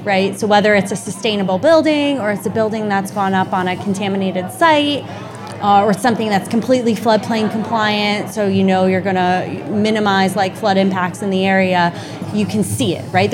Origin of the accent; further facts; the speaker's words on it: Goshen, Connecticut, United States; moved away as an adult; also born or lived in Boston / Rhode Island; now in Westchester, United States; I grew up in Goshen, Connecticut, Litchfield County